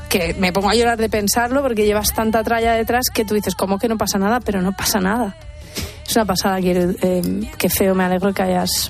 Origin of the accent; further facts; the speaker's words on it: Albacete, Castilla-La Mancha, Spain; moved away as an adult; cuando me fui de Albacete, que fue la huida, la primera gran ir a la universidad